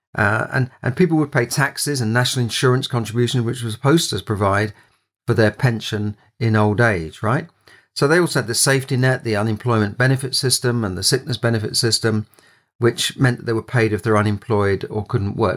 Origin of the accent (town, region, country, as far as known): London, United Kingdom; born or raised there